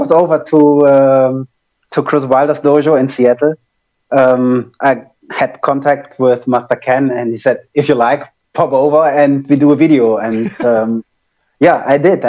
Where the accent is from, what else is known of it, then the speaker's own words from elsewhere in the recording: Germany; accent: German; English is a second language; my German accent